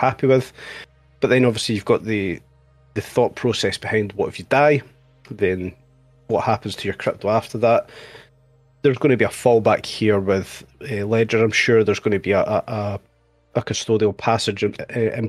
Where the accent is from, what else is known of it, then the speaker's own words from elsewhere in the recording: Scotland, United Kingdom; I am Scottish